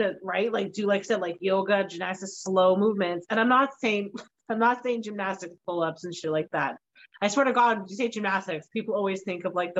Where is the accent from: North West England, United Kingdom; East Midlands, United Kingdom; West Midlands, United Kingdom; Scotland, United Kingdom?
Scotland, United Kingdom; I'm Scottish